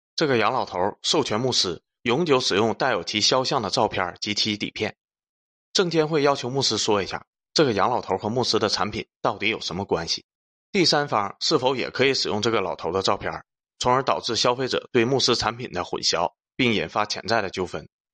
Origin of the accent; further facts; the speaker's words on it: China; 我们中国人